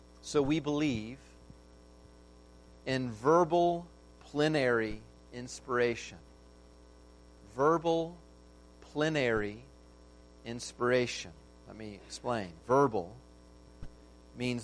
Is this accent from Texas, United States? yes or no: yes; Texas, United States; I know this as a Texan